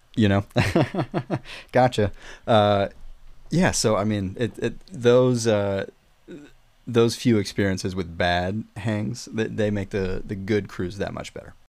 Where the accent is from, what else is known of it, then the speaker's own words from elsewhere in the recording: South Carolina, United States; moved away as an adult; also born or lived in Murfreesboro, Tennessee; I'm from South Carolina, by the way. Uh, at 18 years old, I moved to uh, Murfreesboro near Nashville.